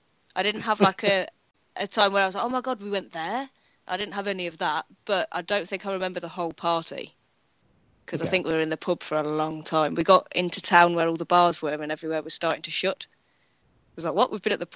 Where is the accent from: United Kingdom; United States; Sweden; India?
United Kingdom; being British